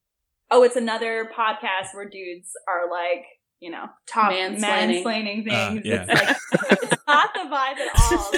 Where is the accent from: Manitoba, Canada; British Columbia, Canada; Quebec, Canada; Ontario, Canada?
Manitoba, Canada; moved away as an adult; I grew up Mennonite in Manitoba, southern Manitoba. I moved across to the east coast of Canada when I was 20